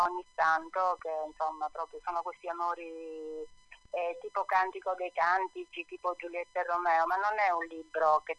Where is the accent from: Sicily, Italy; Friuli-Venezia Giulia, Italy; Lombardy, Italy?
Sicily, Italy; io ambiento tutto in Sicilia perché è la mia terra